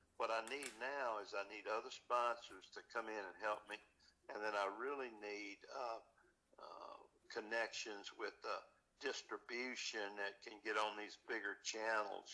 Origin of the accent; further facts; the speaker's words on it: Louisiana, United States; I'm actually from Louisiana